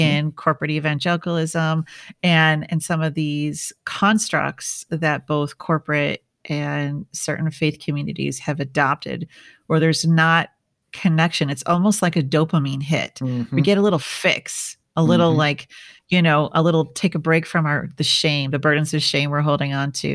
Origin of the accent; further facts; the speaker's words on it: Midwest, United States; we're from the Midwest.